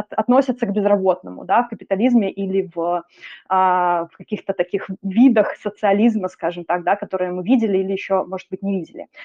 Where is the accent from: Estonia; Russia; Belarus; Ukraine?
Belarus; moved away; also born or lived in Minsk; опыт и контекст у меня белорусский